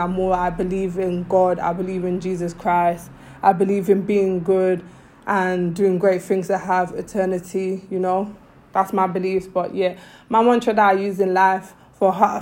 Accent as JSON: {"language": "English", "country": "Sierra Leone", "said": "I'm from Sierra Leone"}